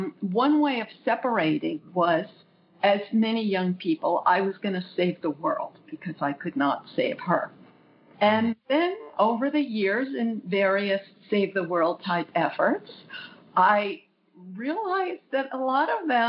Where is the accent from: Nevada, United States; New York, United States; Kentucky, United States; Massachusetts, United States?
New York, United States; Long Island; also born or lived in Brooklyn; now in California, United States; Long Island, New York. I was born in Brooklyn, as it seems like such a huge percentage of the population was. And I lived in New York until I moved to California later on.